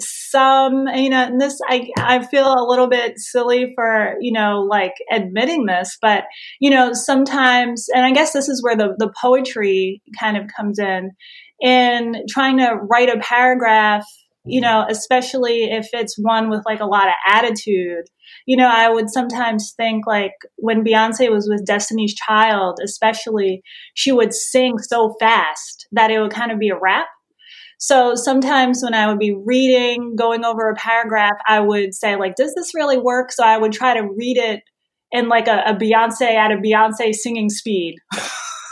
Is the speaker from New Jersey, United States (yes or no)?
yes; New Jersey, United States; I'm from New Jersey.